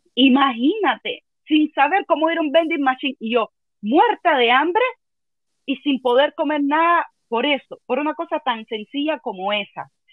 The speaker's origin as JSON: {"language": "Spanish", "region": "Havana", "country": "Cuba", "moved": "as an adult", "said": "yo nunca me quise ir de Cuba"}